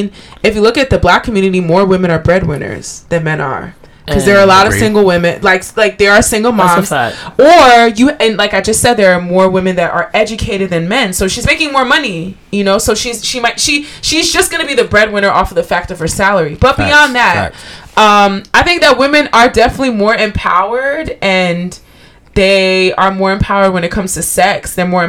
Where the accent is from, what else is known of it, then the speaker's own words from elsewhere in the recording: Liberia; Liberia, LIB.